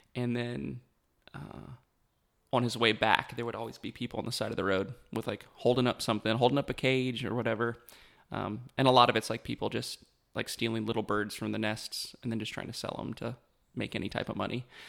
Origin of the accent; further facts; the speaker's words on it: Beckley, West Virginia, United States; grew up in West Virginia